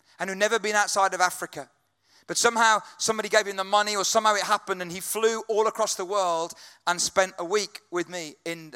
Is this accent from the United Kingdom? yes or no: yes; United Kingdom; British people, we